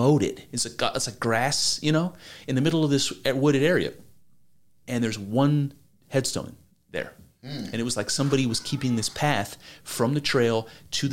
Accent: Ohio, United States; I'm from Ohio

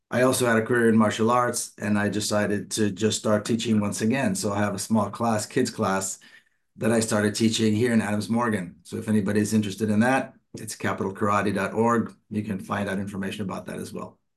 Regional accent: Jerusalem, Jerusalem District, Israel; I was born and raised in Palestine, in Jerusalem.

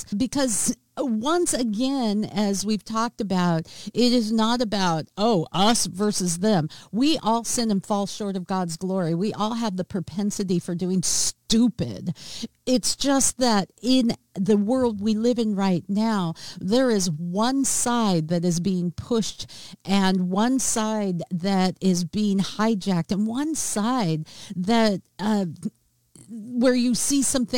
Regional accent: Seattle, Washington, United States; my hometown of Seattle, Washington

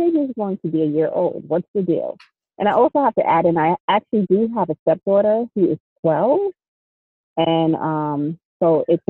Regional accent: Jamaica; I'm Jamaican, so if you know anything about Caribbean people, we have tons of names.

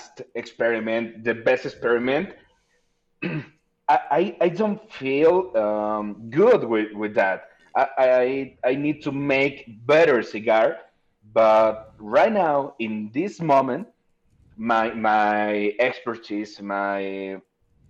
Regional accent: Guadalajara, Jalisco, Mexico; I'm from Guadalajara, Jalisco, the land of tequila

